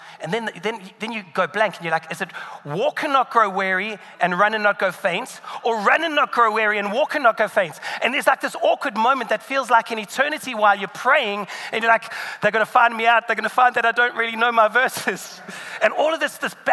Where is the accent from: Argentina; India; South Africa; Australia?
South Africa; moved away; in South Africa, where I'm from